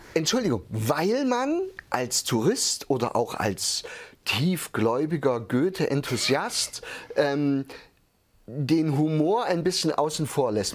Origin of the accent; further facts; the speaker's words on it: village near Hermsdorf, East Thuringia, Germany; Ich komme ja aus einem, wirklich aus Osttürmen, aus einem Dörfchen.